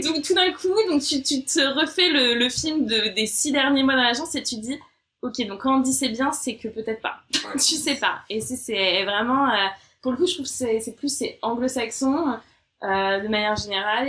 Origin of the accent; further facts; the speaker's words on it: France; moved away as an adult; also born or lived in Australia; now in London, United Kingdom; en tant que française